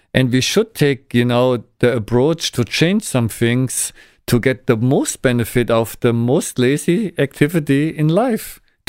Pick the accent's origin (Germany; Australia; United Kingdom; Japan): Germany; English is a second language; moved away as an adult; now in Pasadena, United States; my first visit to Los Angeles 25 years ago, I was a student from Germany, and now I'm here.